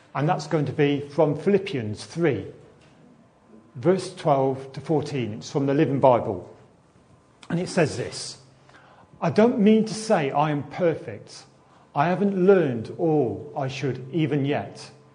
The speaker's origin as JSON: {"language": "English", "town": "Nuneaton", "region": "West Midlands", "country": "United Kingdom", "said": "Where are you from? I'll say, Nuneaton."}